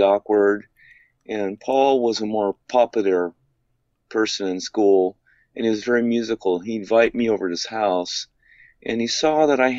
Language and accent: English; Fullerton, California, United States; I grew up in Fullerton, California